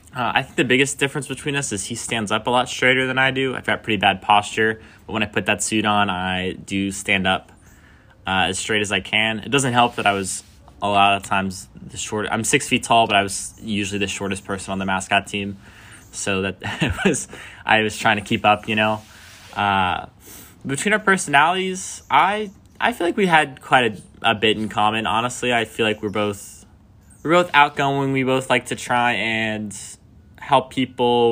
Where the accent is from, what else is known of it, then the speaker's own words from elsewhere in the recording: Alabama, United States; moved away as an adult; now in Nashville, United States; I'm from Alabama